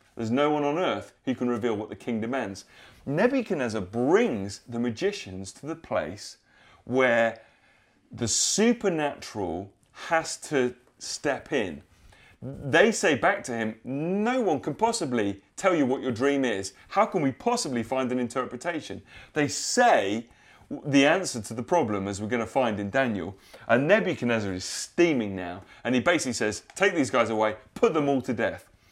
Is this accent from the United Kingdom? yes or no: yes; United Kingdom; us as upstanding British people